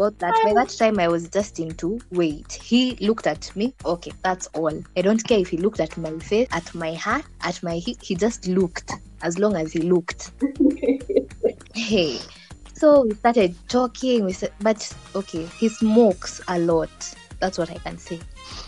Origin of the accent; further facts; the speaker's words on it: Naivasha, Nakuru County, Kenya; I'm from Naivasha.